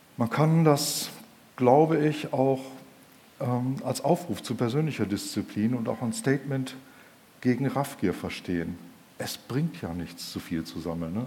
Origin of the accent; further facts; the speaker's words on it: Germany; wir Deutschen